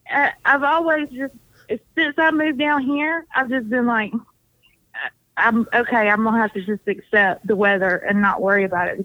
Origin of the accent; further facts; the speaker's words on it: Decatur, Georgia, United States; also born or lived in Stockbridge, Georgia / Conyers, Georgia; now in near Savannah, United States; I'm from up there. I was born in Decatur.